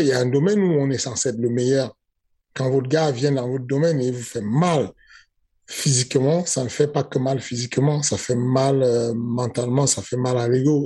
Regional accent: Cameroon; J'ai grandi au Cameroun avec lui

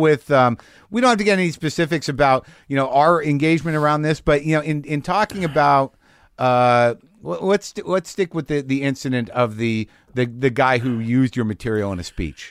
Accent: New Mexico, United States; I grew up in it in New Mexico.

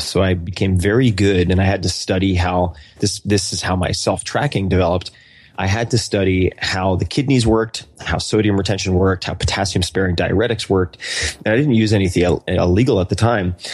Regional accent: Eastern Long Island, New York, United States; moved away; I was born and raised on Eastern Long Island

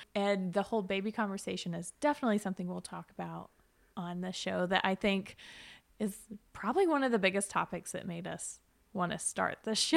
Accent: Chattanooga, Tennessee, United States; born and raised in Chattanooga, lived here my whole life

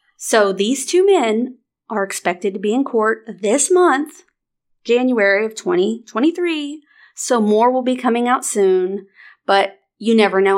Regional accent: near the Missouri border, Arkansas, United States; moved away; grew up, like, thirty minutes from the Missouri b-, border

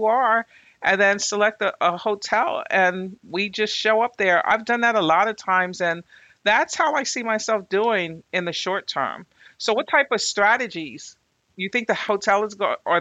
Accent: Northeast Corridor, United States; we're in the Northeast Corridor.

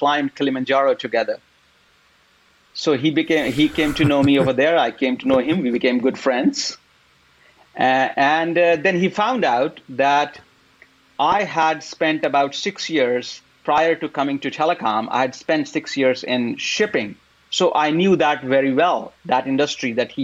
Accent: India; moved away as an adult; now in United States; I grew up in India. And then after having done engineering work for about 5-6 years, then I came here for master's to the US.

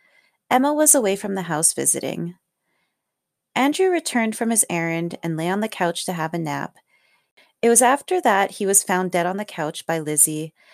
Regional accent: Canada; I am Canadian

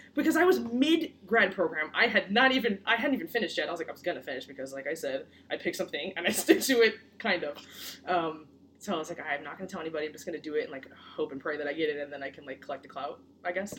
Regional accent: Connecticut, United States; also born or lived in Brooklyn, New York; I was born in Brooklyn, and then I moved to Connecticut in 2007. So yes, I spent more of my life here than I did anywhere else

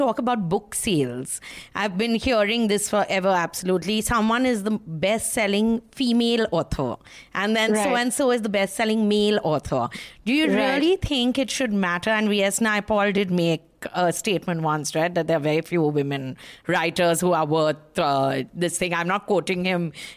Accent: Kolkata, West Bengal, India; I'm from Calcutta

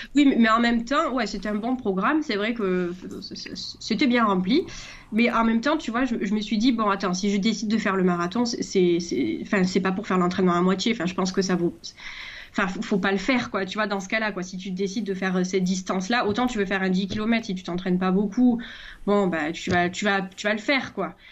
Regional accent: Marseille, Provence-Alpes-Côte d'Azur, France; je suis marseillaise

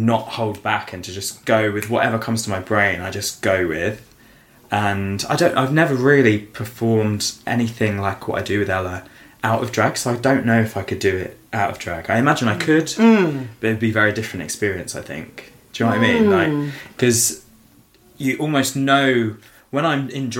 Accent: Suffolk, East of England, United Kingdom; also born or lived in Essex; I was born in Essex but grew up in the countryside of Suffolk

